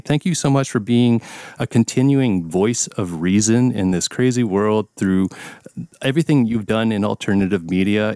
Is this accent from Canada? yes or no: yes; Canada